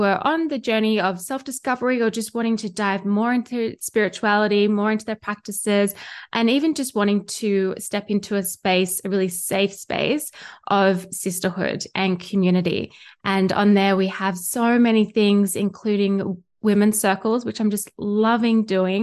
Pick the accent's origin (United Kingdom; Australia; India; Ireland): Australia; accent: Australian; you can hear by my accent, I am Australian and I live here in Australia